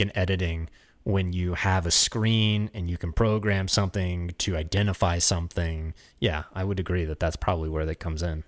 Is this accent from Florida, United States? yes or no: yes; Florida, United States; moved away as an adult; now in Los Angeles, United States; we grew up in Florida